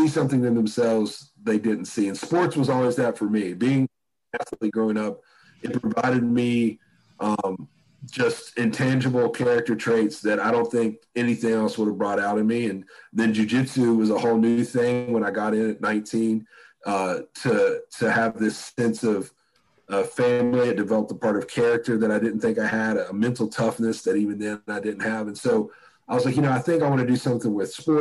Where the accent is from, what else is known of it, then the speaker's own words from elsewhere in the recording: West Virginia, United States; as a poor kid growing up in West Virginia